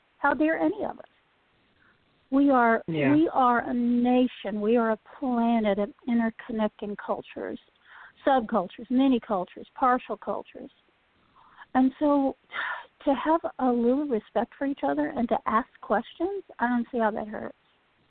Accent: Appalachia, United States

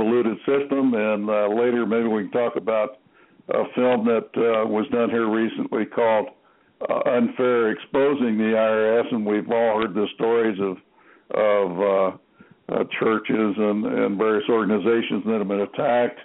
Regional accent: Norwich, Connecticut, United States; I was born in Norwich, Connecticut

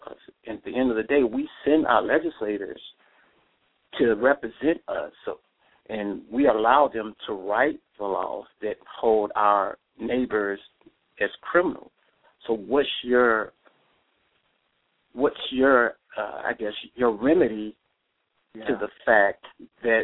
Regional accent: Tennessee, United States; I'm from Tennessee

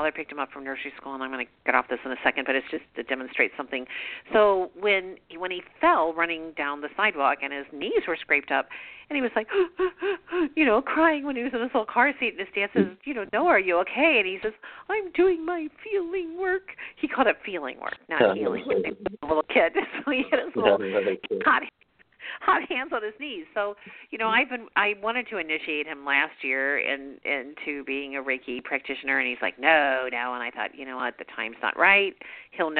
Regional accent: Midwest, United States; we're from the Midwest

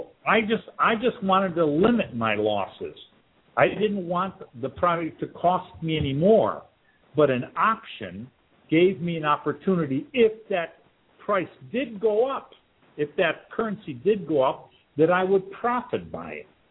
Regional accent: Detroit, Michigan, United States; moved away; I'm originally from Detroit

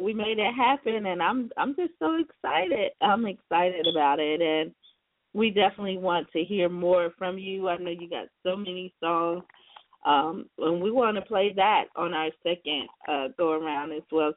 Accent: Seneca, South Carolina, United States; my home state, South Carolina, especially the upstate as well, because you know I'm from Seneca, South Carolina

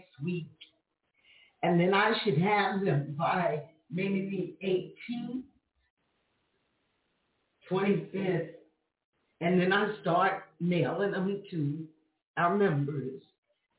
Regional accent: New York City, New York, United States; moved away as an adult; now in Florida, United States; I'm from New York. I'm from Queens.

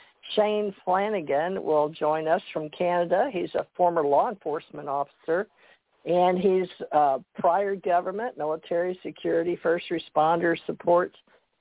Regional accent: the South, United States; accent: Southern; I'm from the South. I lived all over the world, but the military put me in Kentucky after 20 years, and I married. So I have developed around my family a Southern accent

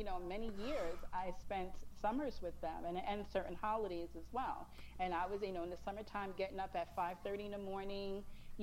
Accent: New York City, New York, United States; I'm a Staten Island girl. I was born and raised on Staten Island

